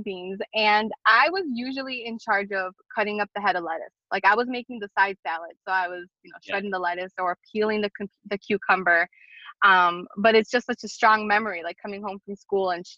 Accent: Chicago, Illinois, United States; I grew up on Kedzie and Wilson from Albany Park. I live on the south side now, but I was there for 32 years.

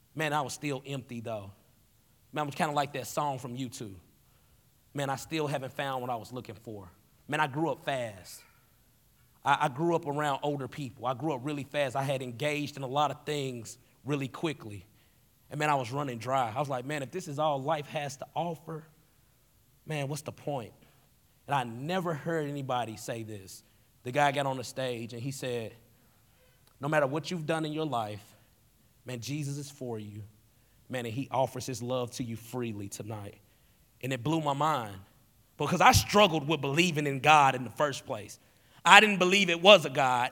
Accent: Tennessee, United States; moved away as an adult; now in Wisconsin, United States; I grew up in Tennessee without a dad

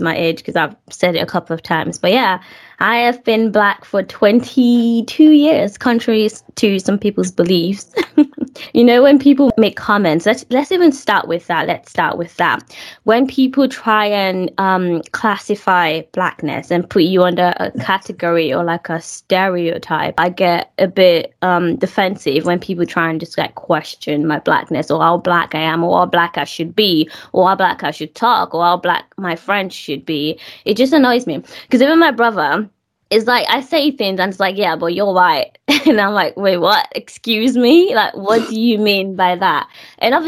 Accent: Nigeria; moved away; I'm in my own country

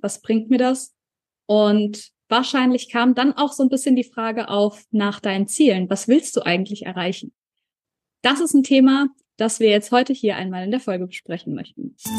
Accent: Germany; also born or lived in New Zealand; hier bei uns in Deutschland

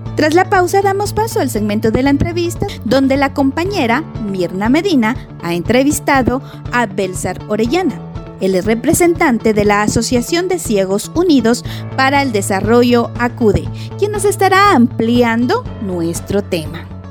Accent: Guatemala; como guatemaltecos

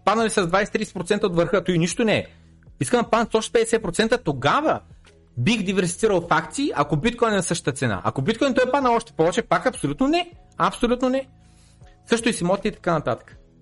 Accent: Bulgaria; съм роден в България

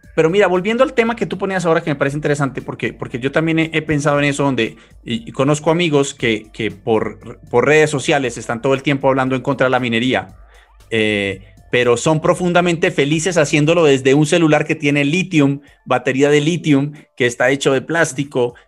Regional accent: Colombia; soy colombiano

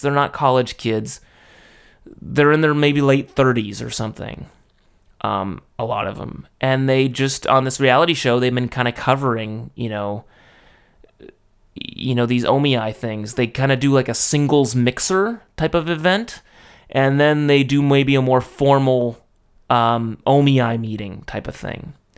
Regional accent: United States; moved away as an adult; now in Japan; I'm American

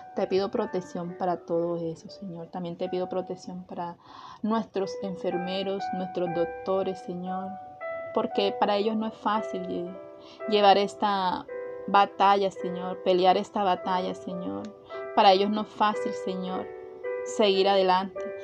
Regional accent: Atlántico, Colombia; nuestro departamento del Atlántico

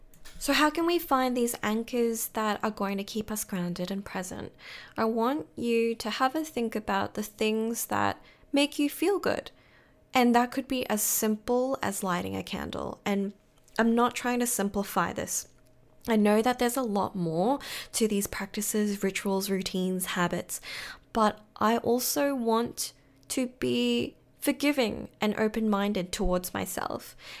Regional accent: Brisbane, Queensland, Australia; now in Melbourne, Australia; So I moved from Brisbane to Melbourne, and of course the weather was something that I really had to get used to.

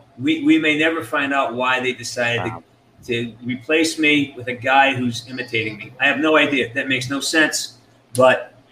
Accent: London, United Kingdom

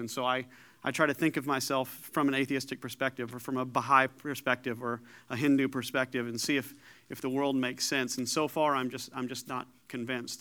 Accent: Paducah, Kentucky, United States; also born or lived in Danville, Illinois; born in Danville, Illinois, raised in Paducah, Kentucky

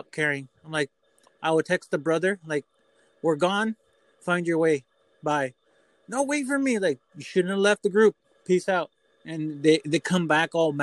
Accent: California, United States; now in Kennewick, United States; I'm from California

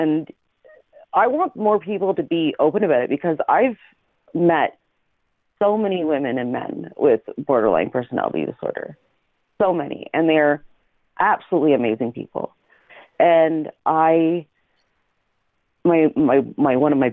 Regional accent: Canada; also born or lived in Alberta; I'm Canadian

